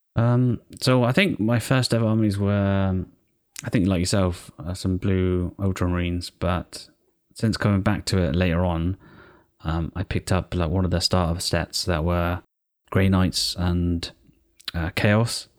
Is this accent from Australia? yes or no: no; United Kingdom; I'm British as well.